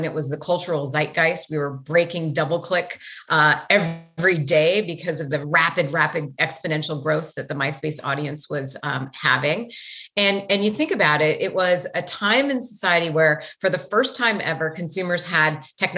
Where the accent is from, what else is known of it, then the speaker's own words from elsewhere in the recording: Great Falls, Montana, United States; now in San Francisco, United States; I grew up in Montana, in a town called Great Falls, Montana, which was one of the bigger cities